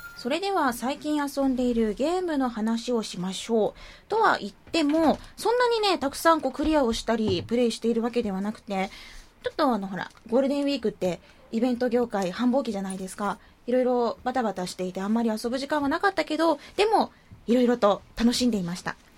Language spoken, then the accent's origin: Japanese; Arao, Kumamoto, Japan; うちの地元じゃないですか。荒尾出身ですから